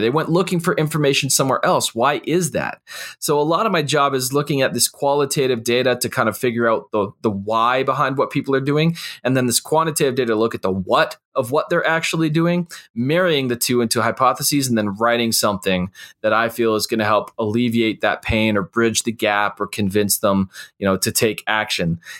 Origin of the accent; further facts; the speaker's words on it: Canada; I'm a Canadian